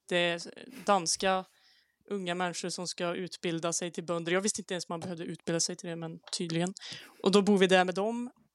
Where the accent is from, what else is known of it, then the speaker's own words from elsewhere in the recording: Säffle, Värmland, Sweden; så jag kommer också från Säffle i Värmland.